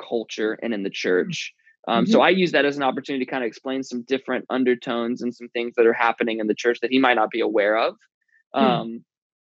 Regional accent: the South, United States; moved away as an adult; also born or lived in Bible Belt; now in San Francisco Bay Area, United States; my whole childhood growing up in the South

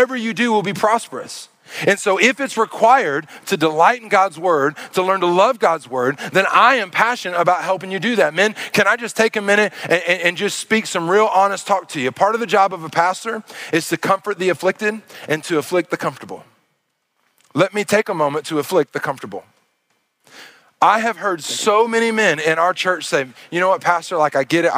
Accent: Arkansas, United States; moved away; I'm from Arkansas

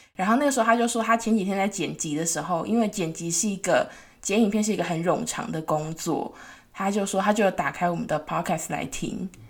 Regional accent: Tainan, Taiwan; moved away; 像我是台南人嘛，然后台南都会有很多排队美食，就我每次回台南，就是会有一大堆观光客

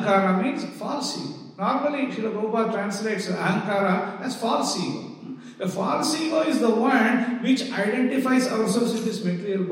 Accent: India; This birth we have taken in the Indian soil.

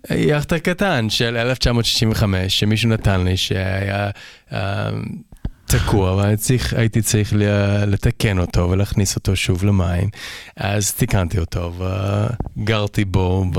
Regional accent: Toronto, Ontario, Canada; Hebrew is a second language; also born or lived in Vancouver Island, British Columbia; now in Israel; אני גדלתי בקנדה

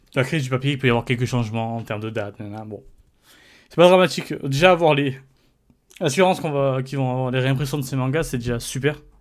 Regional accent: France; en tant que Français

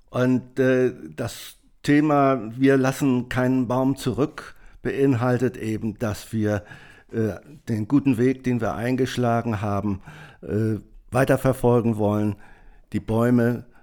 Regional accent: Schleswig-Holstein, Germany; now in Berlin, Germany; wir haben hier in Berlin, Brandenburg, ich komme ja aus Schleswig-Holstein ursprünglich

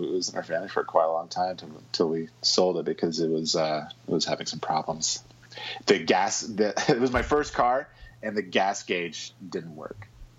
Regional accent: Dallas, Texas, United States; I grew up in Dallas, Texas, the Bible Belt.

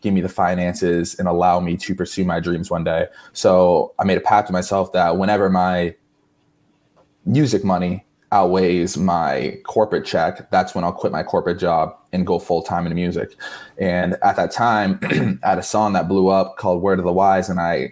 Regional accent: Barnstable, Massachusetts, United States; also born or lived in Boston; now in Miami, United States; Originally, I'm from Cape Cod, Massachusetts, specifically town of Barnstable

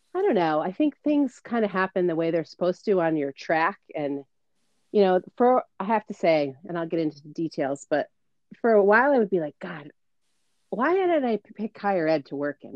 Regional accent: Mystic, Connecticut, United States; I grew up in Mystic, Connecticut, and you and I met at the amazing Stonington

